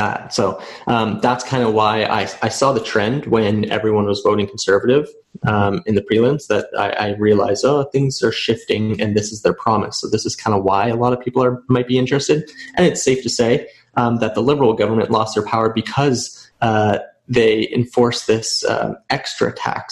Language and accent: English; Moncton, New Brunswick, Canada; moved away as an adult; now in Halifax, Canada; I grew up in New Brunswick in Moncton.